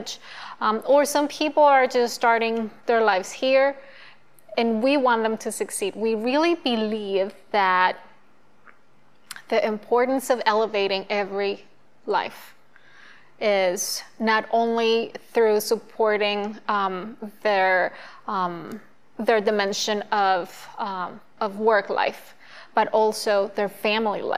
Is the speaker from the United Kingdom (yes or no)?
no; Colombia; now in Adams County, United States; I was born and raised in Colombia, South America, but I have lived in the United States for over 20 years